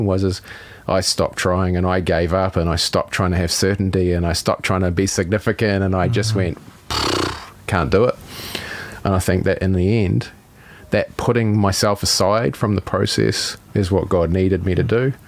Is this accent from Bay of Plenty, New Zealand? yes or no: no; Howick, Auckland, New Zealand; we grew up in Howick.